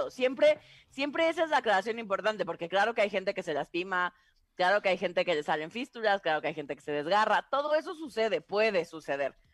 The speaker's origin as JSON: {"language": "Spanish", "region": "Tabasco", "country": "Mexico", "tie": "born or raised there", "said": "Dirían en mi pueblo, en Tabasco, es que eres bien salamero."}